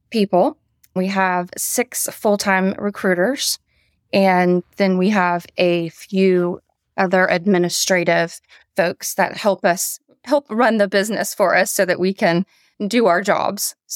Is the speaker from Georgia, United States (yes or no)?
yes; Atlanta, Georgia, United States; I did. I went to high school in Atlanta and I went to the University of Georgia to go dogs.